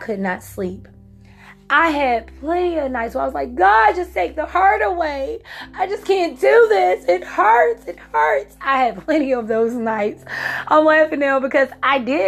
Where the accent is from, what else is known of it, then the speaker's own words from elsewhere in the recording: Virginia, United States; moved away as an adult; now in South Carolina, United States; I'm from Virginia. And so when I moved from Virginia to South Carolina